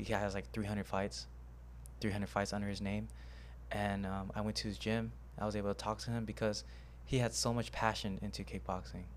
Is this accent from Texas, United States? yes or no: yes; Houston, Texas, United States; I was born in Houston, Texas, um, but my parents are from Cambodia